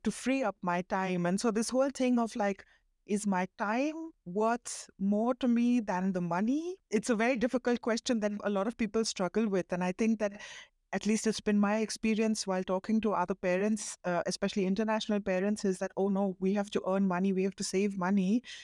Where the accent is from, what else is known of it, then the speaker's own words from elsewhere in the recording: India; my husband is German, I'm Indian, and we've grown up, we've been raised very differently